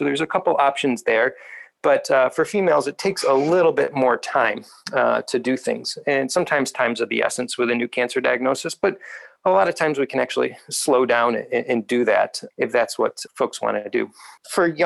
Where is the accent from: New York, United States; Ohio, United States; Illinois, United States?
Ohio, United States; Northeast; I grew up in Northeast Ohio myself.